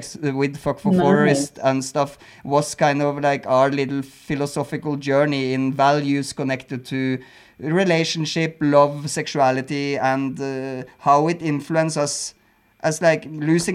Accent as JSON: {"language": "English", "country": "Norway", "tie": "born or raised there", "also_born_or_lived": "Berlin, Germany", "moved": "as an adult", "lives_now": "Mexico", "said": "I come from Norway"}